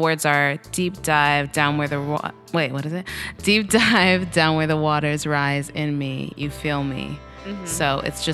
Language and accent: English; Westbury, New York, United States; also born or lived in Boston; I am from Long Island, Nassau County. From Westbury